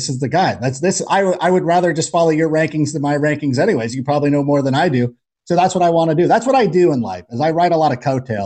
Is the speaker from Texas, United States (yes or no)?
no; Southern California, United States; I grew up in Southern California